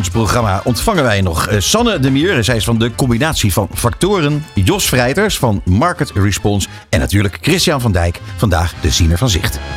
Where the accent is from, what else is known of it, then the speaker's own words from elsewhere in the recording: Friesland, Netherlands; born there; Ik ben ooit geboren in Friesland. En toen ben ik verhuisd naar het, het Westen.